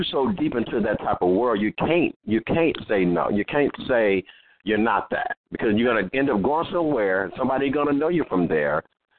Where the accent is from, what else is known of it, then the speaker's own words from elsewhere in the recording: Compton, California, United States; also born or lived in Watts; I'm from Los Angeles, California, born and raised in Compton, raised in Watts, all these different communities.